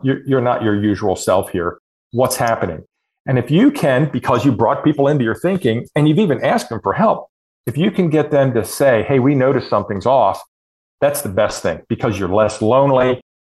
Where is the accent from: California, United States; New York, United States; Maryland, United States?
Maryland, United States; Harford County; now in Indiana, United States; I grew up in Harford County